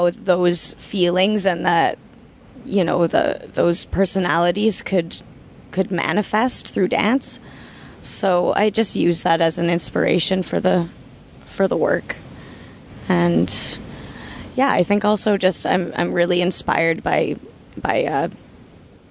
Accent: Toronto, Ontario, Canada; moved away as an adult; growing up in Toronto

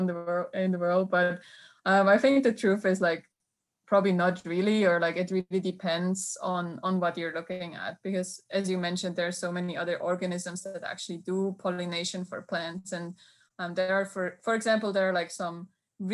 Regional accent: Switzerland; English is a second language; moved away as an adult; now in Auburn, United States; I'm originally from Switzerland, where I did my undergrad and also my master's degree

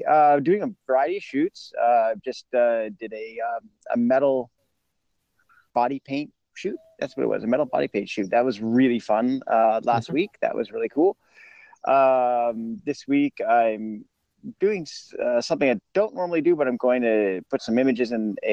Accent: Los Angeles, California, United States; I'm from Los Angeles

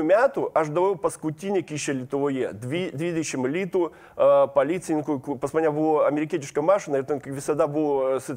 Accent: Kaliningrad, Kaliningrad Oblast, Russia; Lithuanian is a second language; moved away as an adult; now in Lithuania; aš gimiau Kalingradė, išaugau Kalingradė

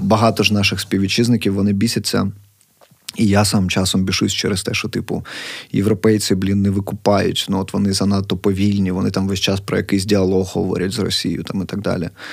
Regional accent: Kharkiv, Kharkiv Oblast, Ukraine; я, харків'янин, який прям межує з цим конченим сусідом нашим

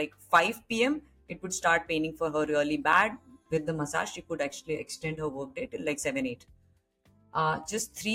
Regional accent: Kanpur, Uttar Pradesh, India; moved away; I grew up in Kanpur and I belong to a very simple middle class family.

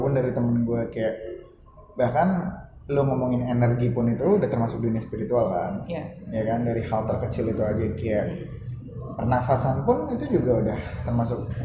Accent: Jakarta, Indonesia; gue pun sebagai orang Jakarta yang mata nya udah puluhan ribu tahun tinggal di Jakarta

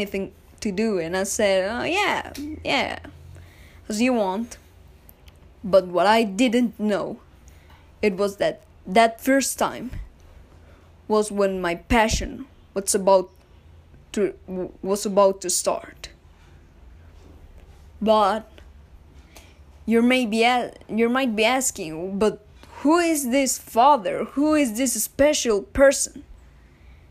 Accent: Bogotá, Colombia; I am from Bogota City.

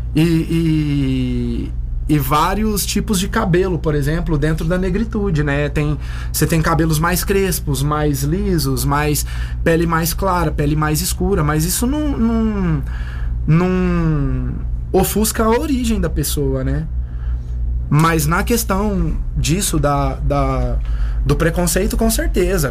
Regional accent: Uberlândia, Minas Gerais, Brazil; moved away; lá na minha cidade, Uberlândia, em Minas Gerais

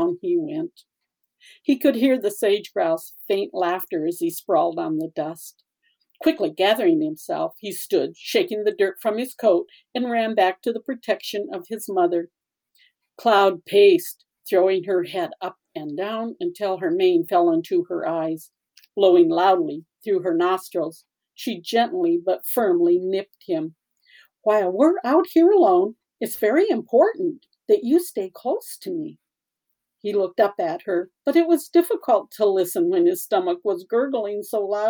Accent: South Dakota, United States; I was raised in South Dakota

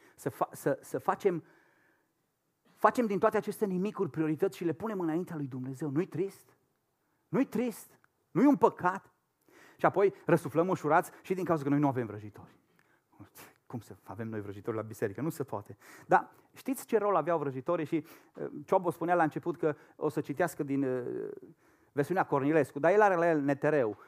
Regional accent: Romania; moved away as an adult; also born or lived in Madrid, Spain; noi ca și români

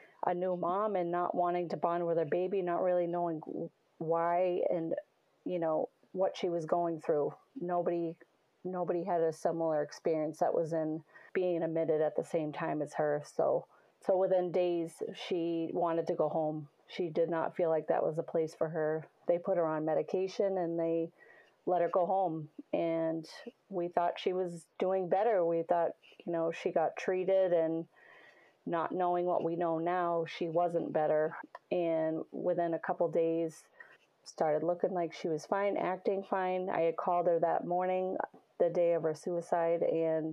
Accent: Salem, New Hampshire, United States; I'm from Salem, New Hampshire, Little New Hampshire

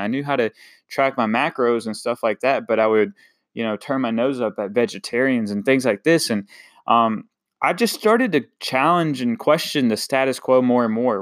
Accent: Eastern North Carolina, United States; coming from a small town, Eastern North Carolina, um, I definitely love my hometown

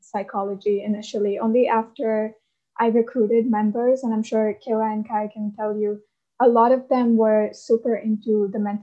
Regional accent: India; I'm from India

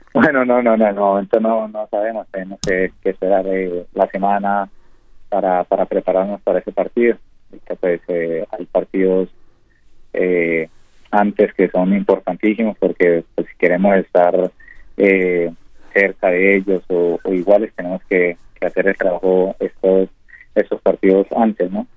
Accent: Purificación, Tolima, Colombia; moved away as an adult; now in Uruguay; soy de purificación en el Tolima.

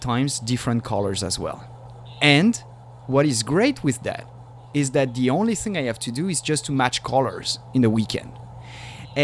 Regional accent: Paris, Île-de-France, France; now in San Diego, United States; I was born in Paris.

